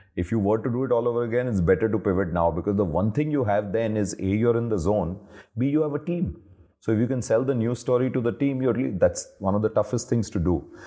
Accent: Delhi, India; also born or lived in Hyderabad / Ahmedabad; I grew up almost all of my adult life in Delhi

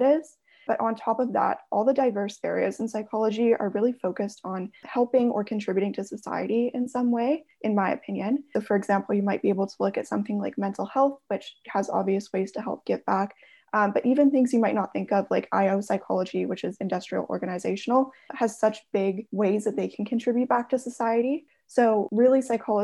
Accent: Airdrie, Alberta, Canada; I grew up just outside of Calgary, so in the smaller area of Airdrie

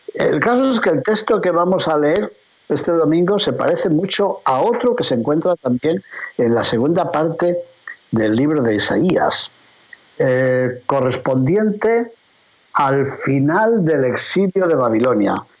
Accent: León, Castile and León, Spain; hablándoles precisamente desde mi ciudad natal, desde León, España

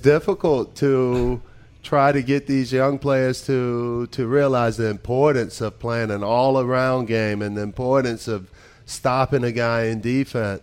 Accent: United States; moved away as an adult; now in Belgium; as an American

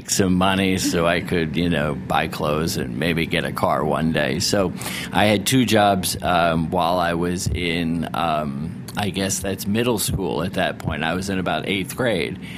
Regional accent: Narragansett, Rhode Island, United States; Uh, and when I grew up in Rhode Island, um, I grew up in a little town called Narragansett, Rhode Island, and Point Judith is in Narragansett, and that's the fishing port of Rhode Island.

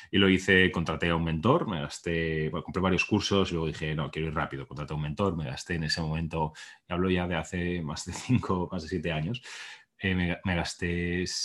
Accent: Barcelona, Catalonia, Spain; moved away as an adult; now in United States; yo nací en España, en Barcelona, ahora vivo en Estados Unidos, y yo nací en un entorno bastante pues normal, eh, middle class que se llama, clase media

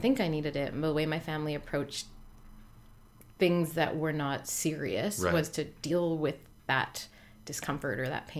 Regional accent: Newfoundland and Labrador, Canada; I grew up in Newfoundland on the east coast of Canada.

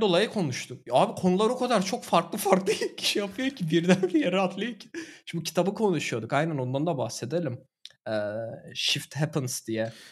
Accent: Turkey; now in Germany

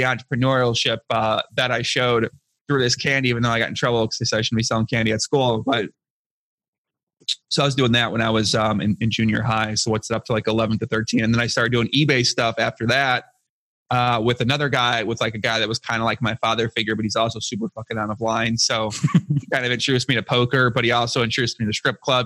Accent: outside of Chicago, Illinois, United States; I grew up outside of Chicago, about 45 minutes south of Chicago

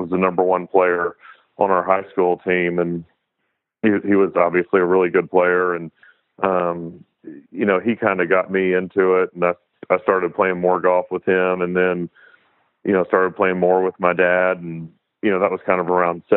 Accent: Chattanooga, Tennessee, United States; I grew up in Chattanooga and ended up moving back here almost 10 years ago

